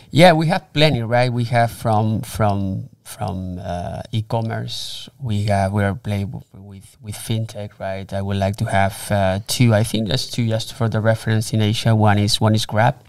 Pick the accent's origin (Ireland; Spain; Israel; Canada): Spain; moved away as an adult; also born or lived in Germany / Miami; I was, uh, born and raised in Spain.